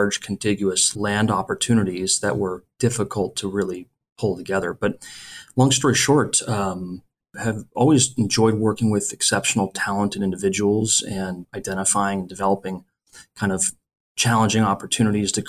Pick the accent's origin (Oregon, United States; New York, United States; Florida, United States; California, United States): California, United States; Orange County; I grew up in California, very close to the citrus orchards in Orange County.